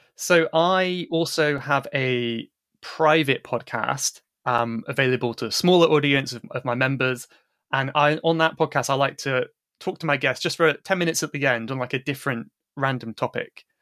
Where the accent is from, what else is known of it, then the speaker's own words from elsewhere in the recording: England, United Kingdom; I'm English